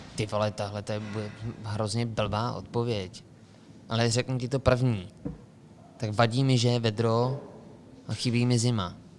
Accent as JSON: {"language": "Czech", "region": "Karlovy Vary Region", "country": "Czechia", "moved": "yes", "said": "u nás, v Karlovarském kraji"}